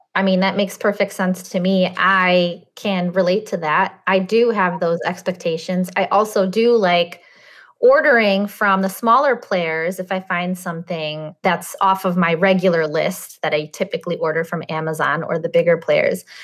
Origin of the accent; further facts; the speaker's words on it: Russia; also born or lived in Chicago area; now in Chicago, United States; I'm Russian. I was born in Russia